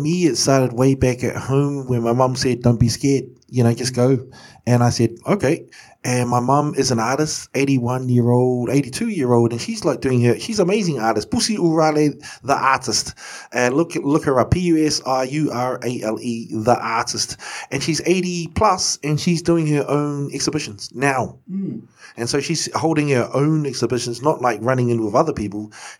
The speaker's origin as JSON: {"language": "English", "region": "Wellington", "country": "New Zealand", "tie": "born or raised there", "also_born_or_lived": "Hokianga, New Zealand / Kaitaia, New Zealand", "moved": "yes", "lives_now": "Auckland, New Zealand"}